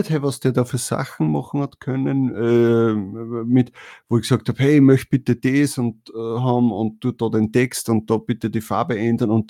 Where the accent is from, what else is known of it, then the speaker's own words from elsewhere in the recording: Austria; also bei uns in Österreich heißt das Bundes Bundesheer und in Deutschland heißt der Bundeswehr.